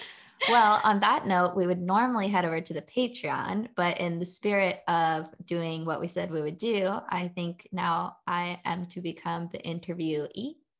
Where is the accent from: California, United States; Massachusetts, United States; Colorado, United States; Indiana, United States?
California, United States; Southern; my whole life growing up in California, mainly in Southern California